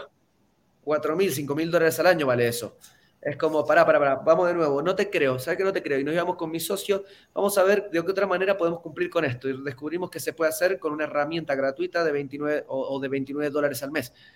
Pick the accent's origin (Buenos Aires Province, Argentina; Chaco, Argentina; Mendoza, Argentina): Mendoza, Argentina; no vengo de Buenos Aires, de hecho no vengo ni siquiera de una gran capital, vengo de Mendoza